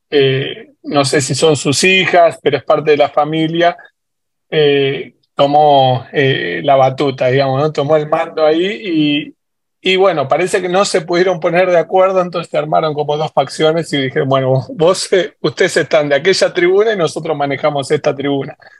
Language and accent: Spanish; San Martín, Buenos Aires Province, Argentina; moved away as an adult; now in United States; yo nací y crecí en Villa Maipú, que es el barrio donde está actualmente la cancha de Chacarita